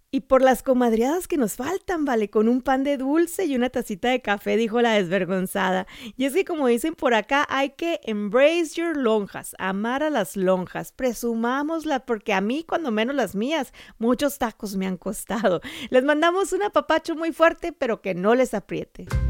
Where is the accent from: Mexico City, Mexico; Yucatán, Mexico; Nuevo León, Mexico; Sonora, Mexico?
Sonora, Mexico; moved away; mi tierra cálida de Sonora